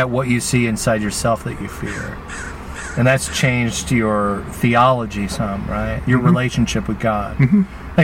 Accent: United States; I grew up here in the United States

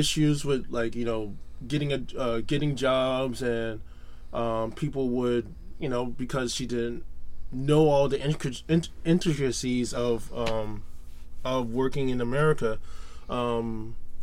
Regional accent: Fort Lauderdale, Florida, United States; also born or lived in Miami, Florida; I was raised mostly in Fort Lauderdale, Florida

